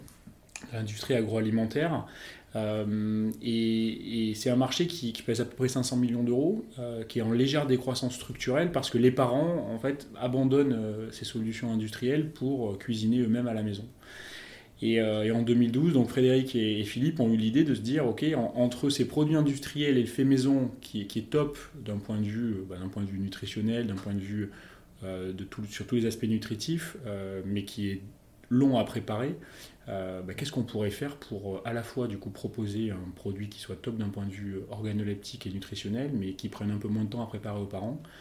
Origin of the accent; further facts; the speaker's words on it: Bordeaux, Nouvelle-Aquitaine, France; Je suis originaire de Bordeaux, exactement.